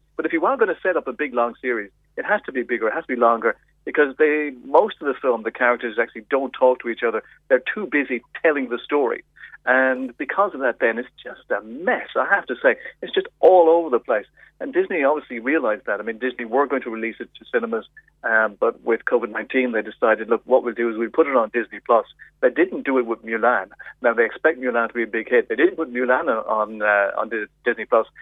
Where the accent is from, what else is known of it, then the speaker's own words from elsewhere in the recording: Ireland; as an Irish person